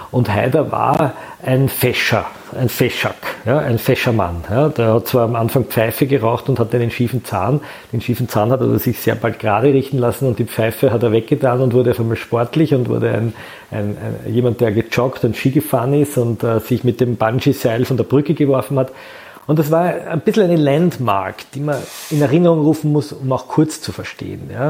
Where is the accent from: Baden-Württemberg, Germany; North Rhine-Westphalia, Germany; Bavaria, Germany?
North Rhine-Westphalia, Germany; Cologne; Ich bin Kölner, wir haben da ein Wort für, das heißt Klüngel.